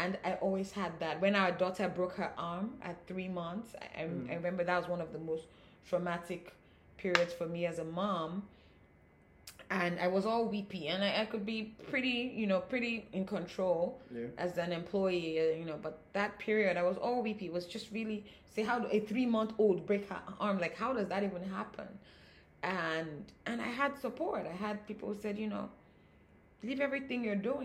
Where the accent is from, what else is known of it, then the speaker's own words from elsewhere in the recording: Nigeria; being African, with being Nigerian, with this culture